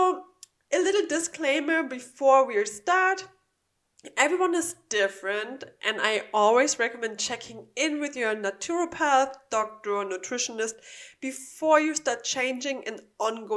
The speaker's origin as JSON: {"language": "English", "country": "Germany", "second_language": "English", "moved": "yes", "lives_now": "Florida, United States", "said": "I'm from Germany"}